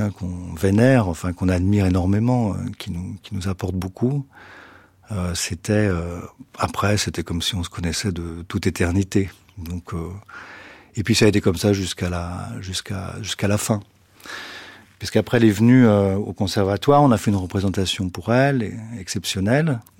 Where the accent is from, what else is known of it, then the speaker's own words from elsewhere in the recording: Brittany, France; je suis breton.